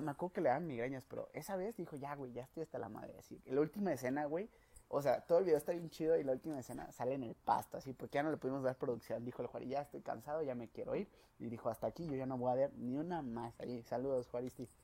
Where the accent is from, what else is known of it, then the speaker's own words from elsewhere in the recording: León, Guanajuato, Mexico; moved away as an adult; now in Guadalajara, Mexico; Soy de aquí de León, Guanajuato, pero ya vivo en Guadalajara